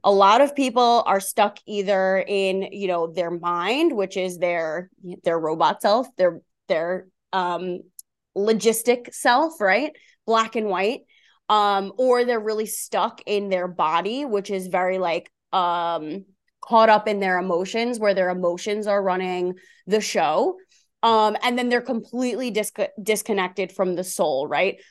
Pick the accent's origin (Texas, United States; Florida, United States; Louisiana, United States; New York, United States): New York, United States; Long Island; I grew up on Long Island, New York, so that's where the accent is from.